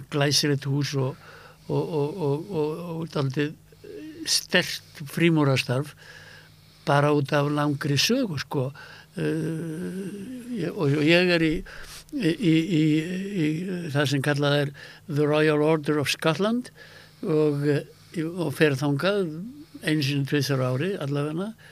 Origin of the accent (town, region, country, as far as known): Iceland; also born or lived in United States